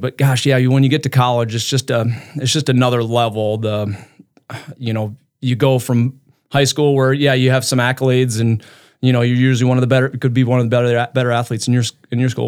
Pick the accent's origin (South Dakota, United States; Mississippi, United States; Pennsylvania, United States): South Dakota, United States; Brookings; now in Brandon, United States; So I grew up in Brook, Brookings, um, so I'm a South Dakota kid